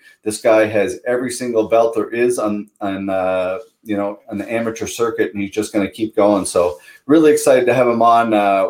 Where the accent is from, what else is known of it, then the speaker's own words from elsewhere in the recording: Pictou County, Nova Scotia, Canada; I'm from Pictou County, Nova Scotia